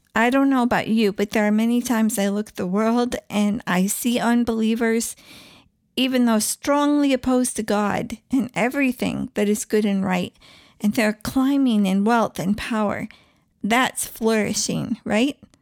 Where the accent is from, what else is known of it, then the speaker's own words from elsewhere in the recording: East Coast, United States; moved away; also born or lived in Southwest / India; I grew up on the East Coast